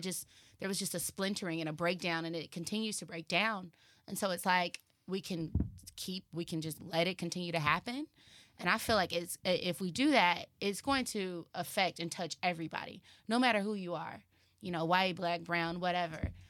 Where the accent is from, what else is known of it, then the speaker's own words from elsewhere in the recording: Dallas, Texas, United States; now in Los Angeles, United States; I'm from Texas